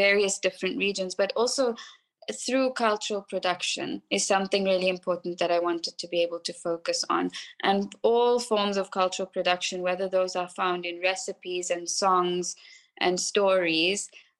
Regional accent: South Africa; I'm South African, and so much of our history, so much of our struggle history really is also told through people like … and …, through Radio Freedom.

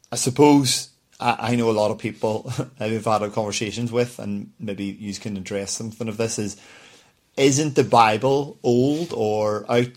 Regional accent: Belfast, Northern Ireland, United Kingdom; growing up in Belfast

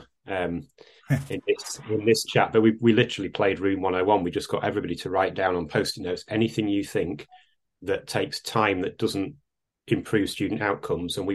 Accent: Salford, North West England, United Kingdom; moved away; I am actually a Lancastrian. I was born in Salford.

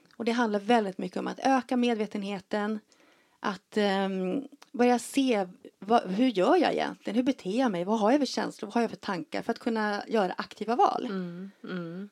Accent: Leksand, Dalarna County, Sweden; jag är ju uppväxt på Vischan uppe i Dalarna i Leksand

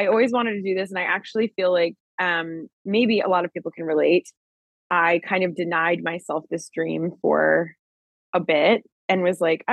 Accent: Long Island, New York, United States; moved away as an adult; now in New York City, United States; I'm from Long Island, but you know, I came to the city after I graduated college

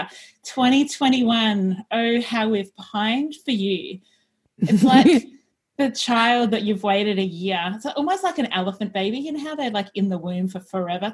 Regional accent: Australia; we are two Aussie professional organisers and declutter coaches

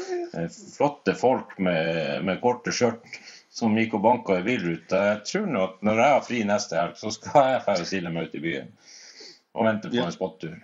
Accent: Finnmark, Norway; vi kommer fra Finnmark

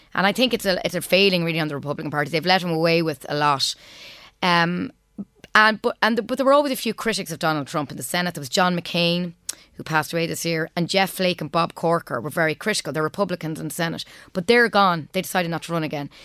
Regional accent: Trim, County Meath, Ireland; moved away as an adult; also born or lived in Cambridge, England; now in United States; we grew up in Trim, and music was a very big part of my background.

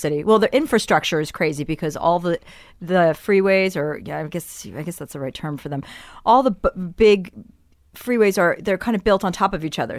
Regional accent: New Jersey, United States; moved away; I'm from New Jersey

